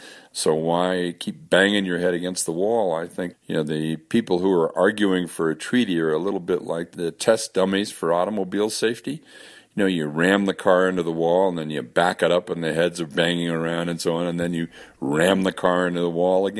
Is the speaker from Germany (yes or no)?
no; Colorado, United States; in my home state of Colorado, they're just trying to let a huge coal lease again